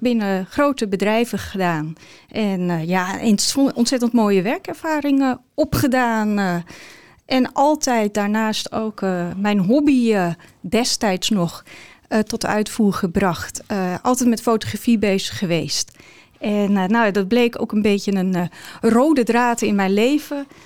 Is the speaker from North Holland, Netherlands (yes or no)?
yes; Ursem, North Holland, Netherlands; also born or lived in Amstelveen / Amsterdam; now in Alkmaar, Netherlands; geboren in Amstelveen opgegroeid in Ursem